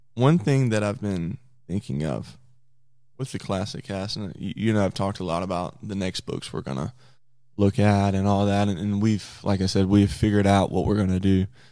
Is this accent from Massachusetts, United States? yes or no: no; near Jackson, Mississippi, United States; he's the football coach at Jackson State University, which is forty miles near my hometown.